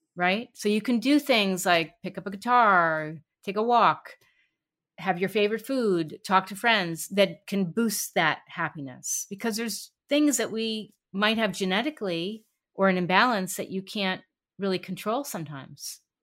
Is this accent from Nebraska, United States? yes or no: no; New York City, New York, United States; I grew up in New York City